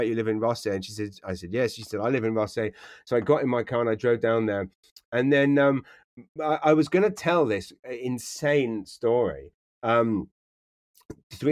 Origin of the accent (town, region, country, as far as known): London, United Kingdom; born or raised there; moved away as an adult; also born or lived in Taplow, Berkshire; now in New Brunswick, Canada